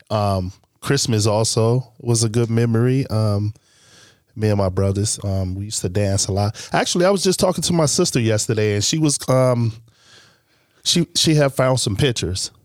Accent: Chicago, Illinois, United States; also born or lived in Green Bay, Wisconsin; I was originally born from Chicago

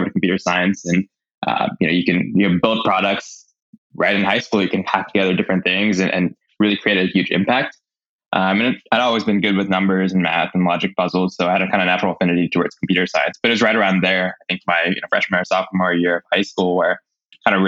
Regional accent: Bay Area, California, United States; I grew up in the Bay Area, you know, heart of Silicon Valley.

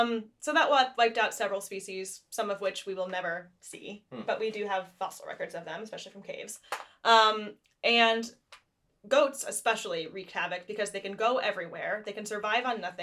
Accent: United States; Like, my family's been in the Americas less than 5 generations. And I'm very American.

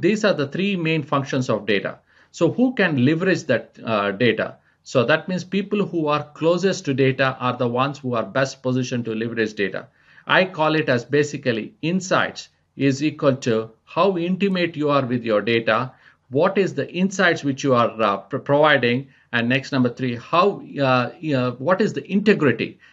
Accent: India; moved away as an adult; also born or lived in France / United States; now in Spain; I was born and raised in India

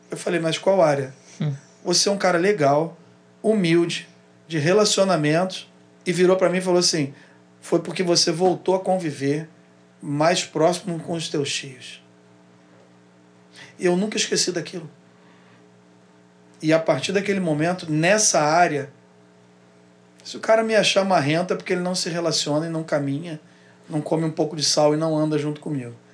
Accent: Rio Grande do Sul, Brazil; also born or lived in Rio de Janeiro; Só que aí eu vim morar no Rio de Janeiro. Saí do Rio Grande do Sul e vim morar no Rio de Janeiro. Com 16 anos, eu voltei a morar no Rio Grande do Sul mais dois anos e pouco.

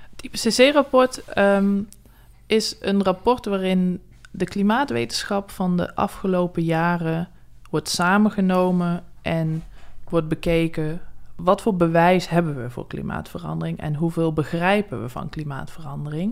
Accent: South Limburg, Netherlands; moved away; also born or lived in Wageningen; ik kom uit Zuid-Limburg oorspronkelijk

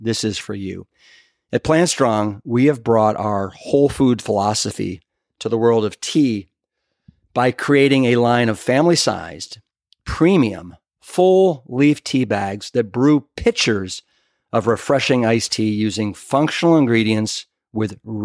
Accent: Cleveland, Ohio, United States; now in Austin, United States; my hometown of Cleveland, Ohio

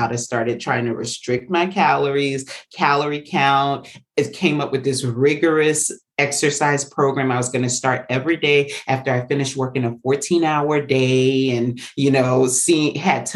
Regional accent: the South, United States; I was as a Southerner

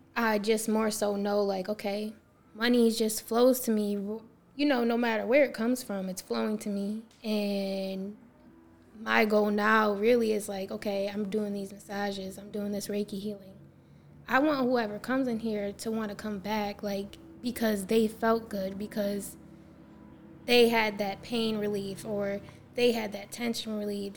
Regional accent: Syracuse, New York, United States; I'm from here, Syracuse, New York

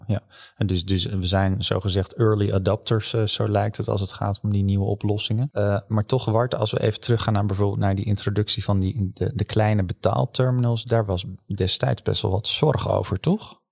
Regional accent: Netherlands; als Hollanders

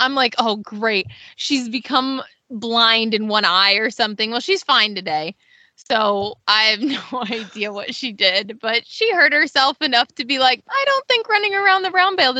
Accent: New York, United States; from Western New York Side Saddle Chapter.

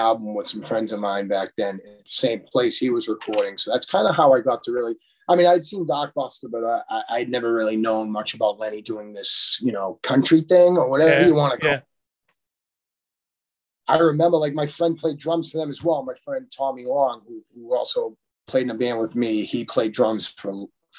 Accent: Quincy, Massachusetts, United States; when I was growing up in Quincy

